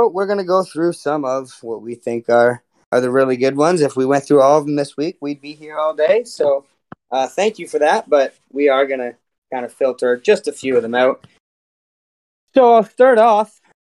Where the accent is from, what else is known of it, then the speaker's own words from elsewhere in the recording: Saskatoon, Saskatchewan, Canada; Yeah, I'm from Saskatoon, eh?